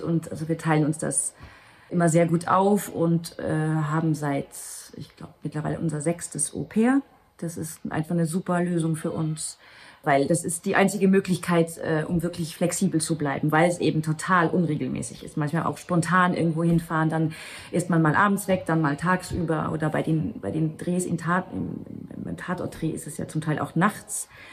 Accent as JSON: {"language": "German", "country": "Luxembourg", "also_born_or_lived": "Germany", "first_language": "Luxembourgish", "second_language": "German", "moved": "as an adult", "said": "auf Luxemburgisch gespielt, was ja eigentlich meine Muttersprache ist"}